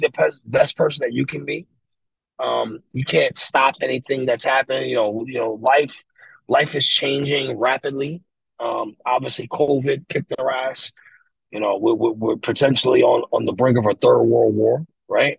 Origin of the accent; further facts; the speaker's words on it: New York City, New York, United States; moved away as an adult; now in Pennsylvania, United States; me and my mom, like, we're from the Bronx.